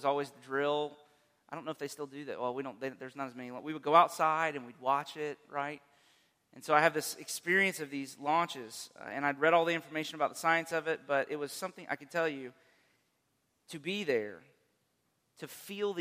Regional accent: Central Florida, United States; I grew up in Central Florida

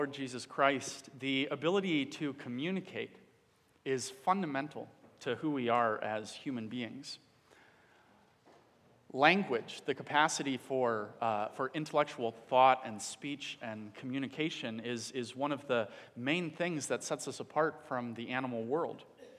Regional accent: Dominican Republic; I grew up in the Dominican Republic as a child. My parents were missionaries there.

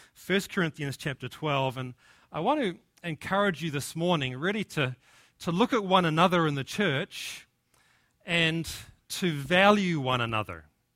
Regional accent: New Zealand; accent: Kiwi; now in United States; my accent, my Kiwi accent, is actually softened, and I've picked up a little bit of an American twang. And in fact, when we go back to New Zealand now, our friends and family accuse us of having an American accent.

